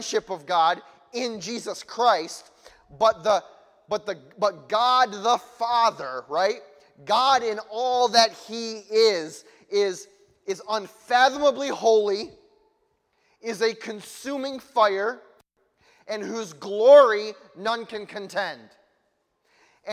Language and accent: English; United States; I'm from America